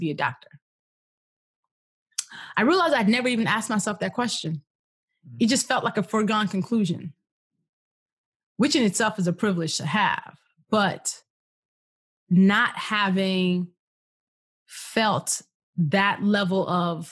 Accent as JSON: {"language": "English", "country": "Nigeria", "tie": "born or raised there", "moved": "yes", "said": "born and raised in Nigeria"}